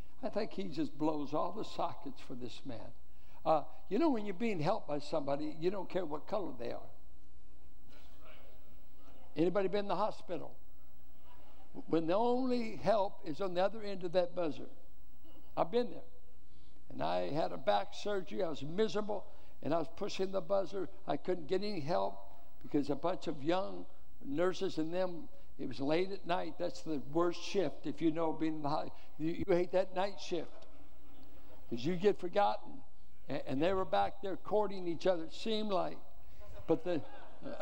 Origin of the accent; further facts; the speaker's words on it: Richmond, United States; I grew up in Richmond